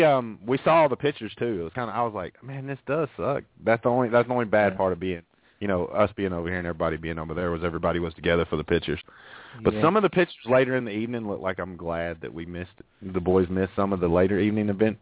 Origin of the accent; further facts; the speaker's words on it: Alabama, United States; We're from Alabama.